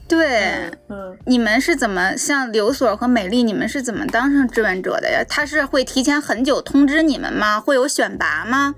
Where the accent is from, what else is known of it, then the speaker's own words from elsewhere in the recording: Tianjin, China; 我家是天津那一个小小的郊区而已